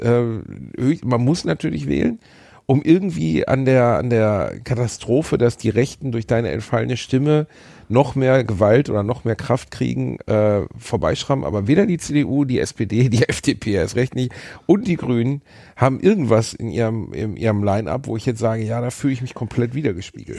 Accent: Germany; bei uns in Deutschland

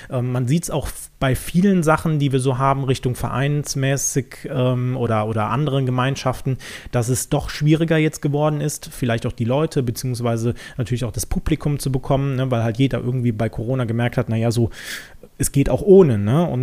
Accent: North Rhine-Westphalia, Germany; ich komme jetzt nicht direkt aus Köln, sondern ein bisschen umlandmäßig unterwegs

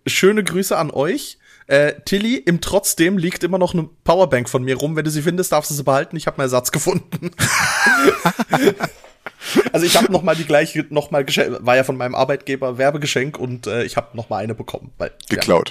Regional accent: Basel, Basel-Stadt, Switzerland; wir haben bei uns in Basel in der Nähe das Augusta Raurica

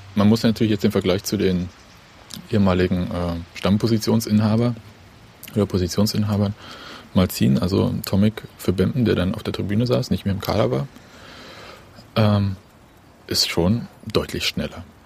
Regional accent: Berlin, Germany; wir sind Berliner, wir sagen Ede

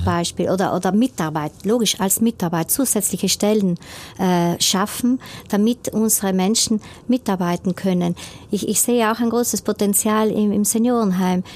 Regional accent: Brixen, Trentino-Alto Adige, Italy; born or raised there

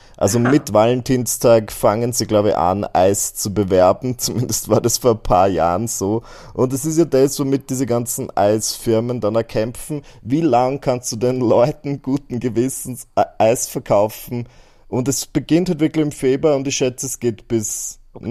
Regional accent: Burgenland, Austria; bei uns im Burgenland

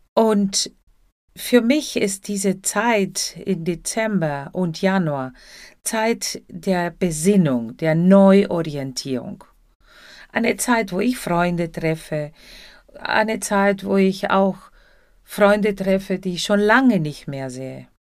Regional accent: Buenos Aires, Argentina; German is a second language; now in Germany; zuerst in Buenos Aires, Argentinien, da wo ich herkomme

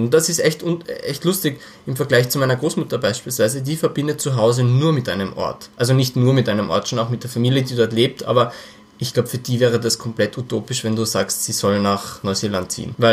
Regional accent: Austria; ich bin zwar in Österreich aufgewachsen, aber ich habe überhaupt keine Beziehung zu Österreich.

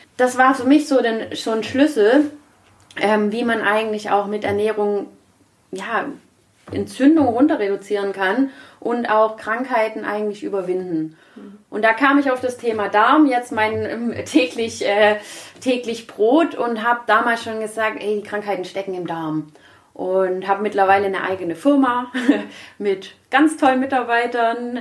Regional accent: Germany; Bei uns in Deutschland

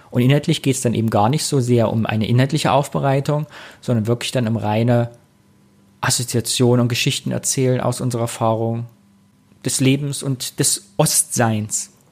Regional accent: Thuringia, Germany; now in Cologne, Germany; geboren 82, 1982, bin Thüringer aus dem Kyffhäuser Kreis und wohne jetzt aber auch schon Ewigkeiten in Köln.

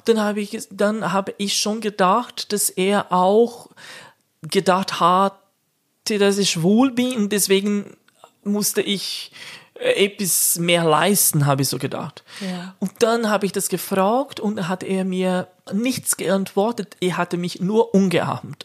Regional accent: Brazil; German is a second language; now in Switzerland; bei uns in Brasilien

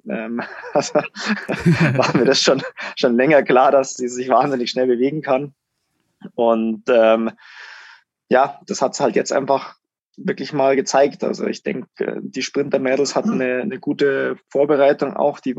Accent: Germany; wir hatten als Deutsche schon sehr gute Rennen.

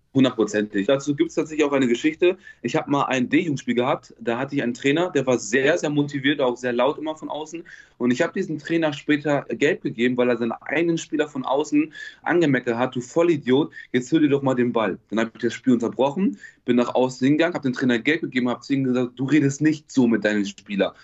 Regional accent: Bielefeld, North Rhine-Westphalia, Germany; Ich komme aus Bielefeld

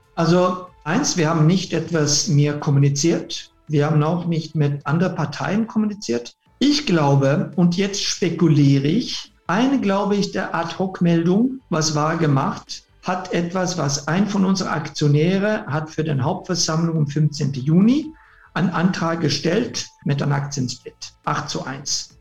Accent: Sweden; German is a second language; moved away; bin Schwede ursprünglich

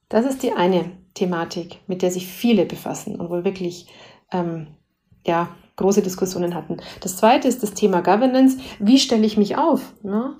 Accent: Bavaria, Germany; als äh, Bayerin

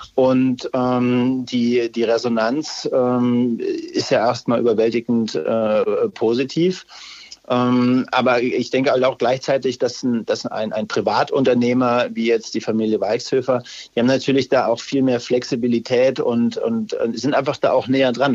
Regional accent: Upper Franconia, Bavaria, Germany; ich bin ja Franke, Oberfranke

